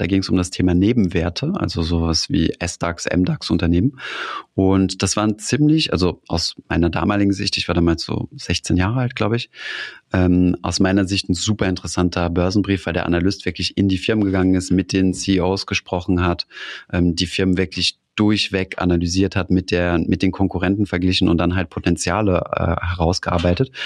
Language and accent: German; Saarland, Germany; ich komme aus dem Saarland